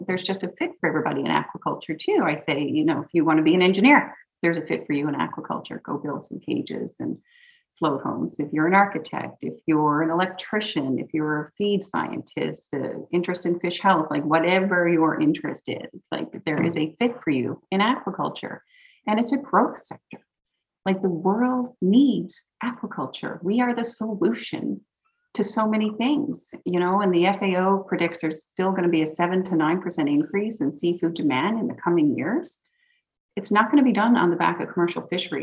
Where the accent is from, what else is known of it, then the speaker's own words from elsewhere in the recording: Newfoundland and Labrador, Canada; moved away; also born or lived in Vancouver Island; a Newfoundlander because we love to talk so much